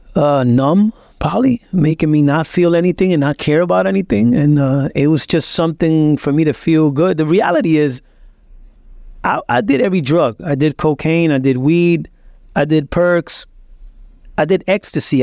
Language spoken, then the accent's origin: English; Puerto Rico; also born or lived in Lawrence, Massachusetts, United States; he just took us as a fugitive to Puerto Rico to raise us